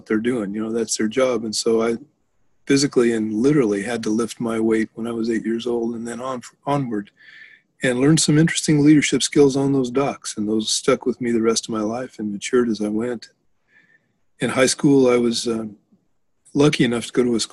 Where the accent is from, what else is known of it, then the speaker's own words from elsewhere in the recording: Prescott, Arizona, United States; also born or lived in Denver, Colorado / Williams Bay, Wisconsin; now in Wisconsin, United States; I was born in Denver, raised in Arizona, and in a small town called Prescott, Arizona